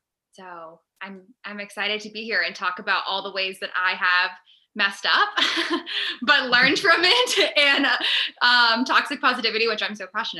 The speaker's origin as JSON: {"language": "English", "region": "New Hampshire", "country": "United States", "tie": "born or raised there", "also_born_or_lived": "Virginia / Boston area", "moved": "as an adult", "lives_now": "Boston, United States", "said": "I grew up in New Hampshire before I went to college in Virginia. And from there, grew up in a somewhat traditional Christian household, really strong morals."}